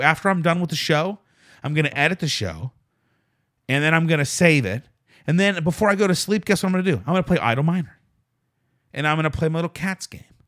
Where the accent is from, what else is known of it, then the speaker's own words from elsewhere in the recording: Pittsburgh, Pennsylvania, United States; moved away; I'm from Pittsburgh